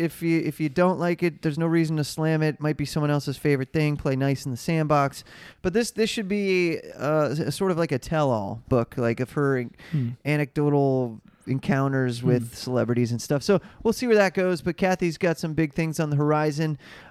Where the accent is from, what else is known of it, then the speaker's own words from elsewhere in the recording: Cleveland, Ohio, United States; I don't know if you're a Yankee fan, but I grew up in Cleveland, and ironically, a Cubs fan.